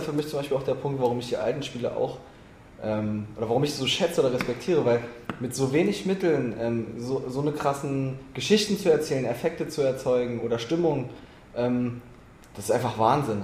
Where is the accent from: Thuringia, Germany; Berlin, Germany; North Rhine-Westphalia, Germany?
Berlin, Germany; Ich bin Berliner. Ich bin hier geboren, groß geworden